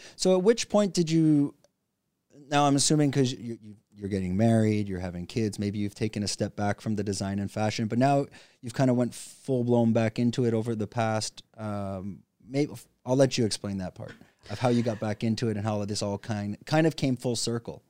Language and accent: English; Canada; the same country as me, Canada